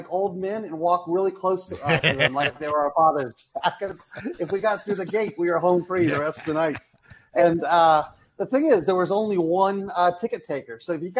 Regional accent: Key West, Florida, United States; I grew up in Key West, Florida. We had a really small rinky-dink dog track.

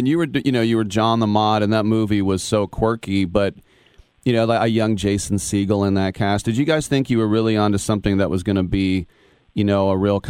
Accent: Bay Area, California, United States; I'm in my 50s. I grew up in the Bay Area

